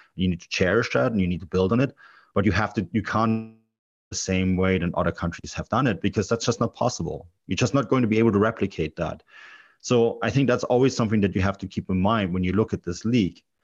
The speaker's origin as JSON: {"language": "English", "town": "Munich", "region": "Bavaria", "country": "Germany", "tie": "born or raised there", "also_born_or_lived": "Canada", "said": "I grew up in Munich"}